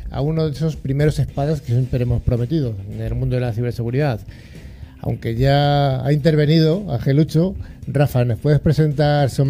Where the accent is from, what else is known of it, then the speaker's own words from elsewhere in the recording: Madrid, Community of Madrid, Spain; nací en Madrid, nací en Madrid.